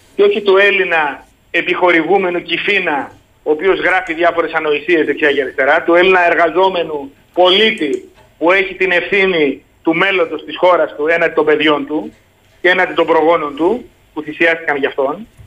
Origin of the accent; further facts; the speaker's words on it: Sparta, Peloponnese, Greece; όταν ήμουν παιδί στη Σπάρτη, εγώ κατάγομαι τη Σπάρτη